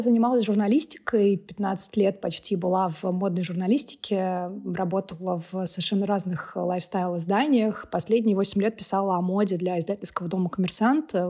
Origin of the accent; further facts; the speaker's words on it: Moscow, Russia; first language Russian and Georgian; moved away as an adult; now in Tbilisi, Georgia; я, соответственно, родилась и выросла в Москве